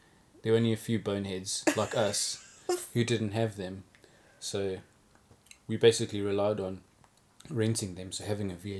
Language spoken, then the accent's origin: English; South Africa; moved away